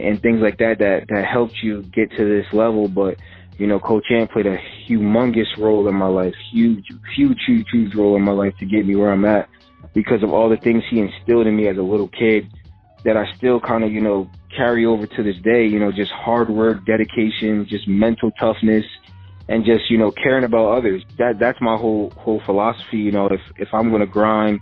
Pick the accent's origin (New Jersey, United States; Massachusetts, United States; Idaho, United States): New Jersey, United States; Edison; I was a kid from Edison.